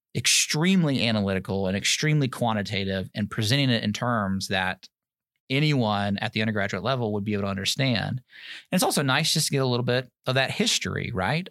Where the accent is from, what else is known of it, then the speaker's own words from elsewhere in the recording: Germantown, Tennessee, United States; moved away as an adult; also born or lived in New York City, United States; now in Alabama, United States; I grew up outside of Memphis, Tennessee, a little suburb called Germantown